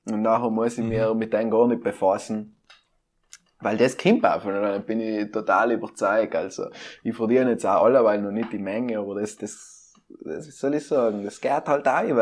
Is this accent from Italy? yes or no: yes; South Tyrol, Trentino-Alto Adige, Italy; Ich bin ein Südtiroler Portal von der äußeren Welt.